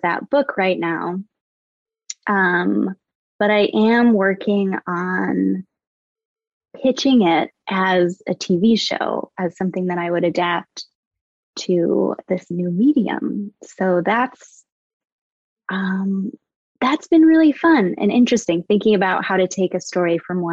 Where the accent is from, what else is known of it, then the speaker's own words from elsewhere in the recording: Vermont, United States; now in Los Angeles, United States; I'm from Vermont. Originally born and raised in the Green